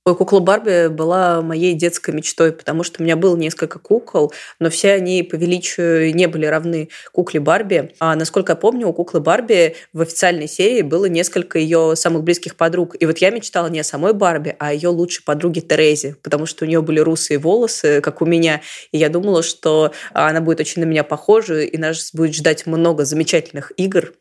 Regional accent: Samara, Samara Oblast, Russia

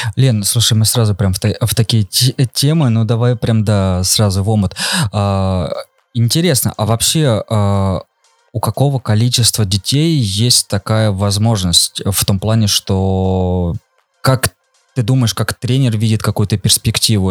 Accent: Voronezh, Voronezh Oblast, Russia; мы сами там из Воронежа

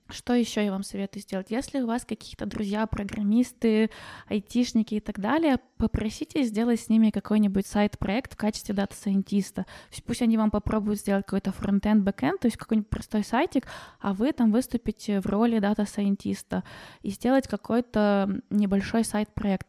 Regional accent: Ukraine; moved away as an adult; now in Germany; вернуться в Украину, как бы это мой родной, э, дом

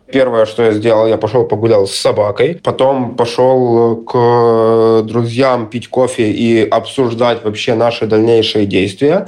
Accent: Kharkiv, Kharkiv Oblast, Ukraine; moved away as an adult; Я родился и вырос в Харькове

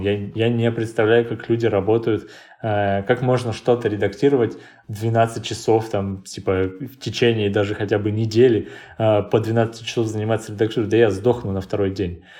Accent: Krasnoyarsk, Krasnoyarsk Krai, Russia; moved away as an adult; now in Moscow, Russia; я обычный человек из Красноярска

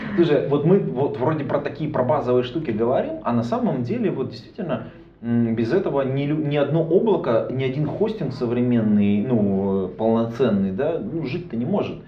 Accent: Irkutsk, Irkutsk Oblast, Russia; now in Saint Petersburg, Russia; я из Иркутска

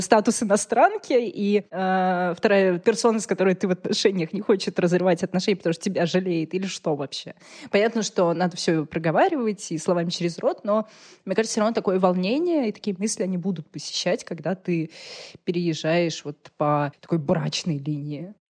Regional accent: Russia; я из России

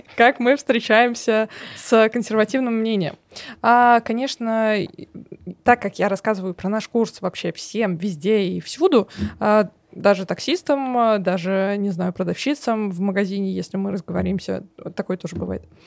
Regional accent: Samara, Samara Oblast, Russia; я из Самары

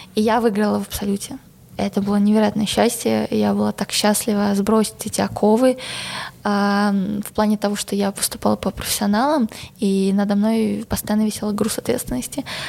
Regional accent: Belarus; moved away as an adult; now in Moscow, Russia; я действительно наивная белоруска

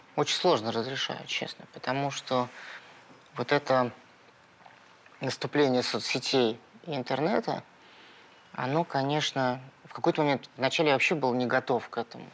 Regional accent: Moscow, Russia; я родился в Перово

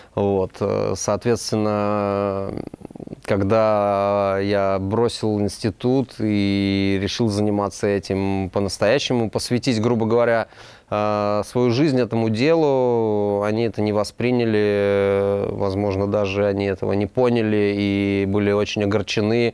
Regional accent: Moscow, Russia; Я родился в Москве

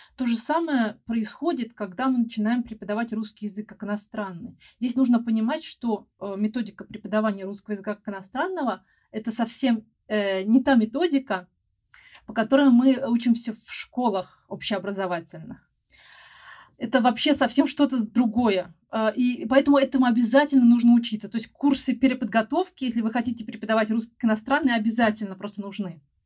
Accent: Moscow, Russia; also born or lived in Spain; потом вернулась обратно в Москву, Э, я из Москвы

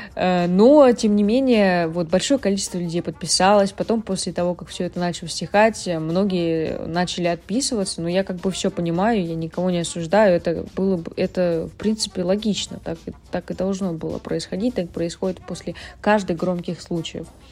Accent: Uvarovo, Tambov Oblast, Russia; Я родилась в городе Уварово, маленький городок в Тамбовской области

